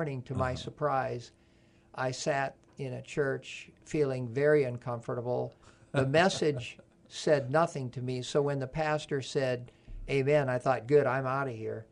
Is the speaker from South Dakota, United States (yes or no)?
yes; Sioux Falls, South Dakota, United States; moved away; I grew up in South Dakota